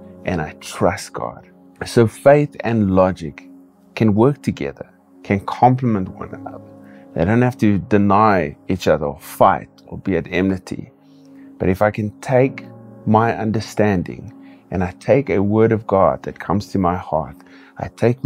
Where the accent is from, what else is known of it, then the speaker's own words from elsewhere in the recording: Kimberley, Northern Cape, South Africa; I also pastor a church here in my hometown, Kimberley